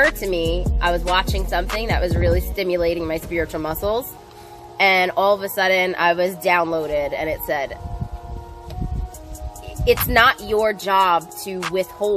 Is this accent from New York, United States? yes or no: yes; New York, United States; I grew up in New York. That's fuck your feelings central